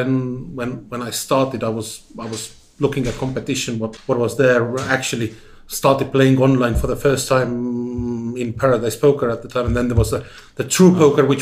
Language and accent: English; Tartu, Tartu County, Estonia; also born or lived in Tallinn; I come from Tartu, then did a bit of stint in Tallinn, and then was in Tartu again